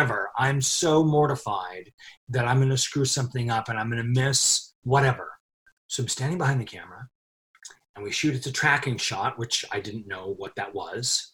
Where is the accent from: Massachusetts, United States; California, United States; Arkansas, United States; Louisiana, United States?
California, United States; Los Angeles; I was born and raised in Hollywood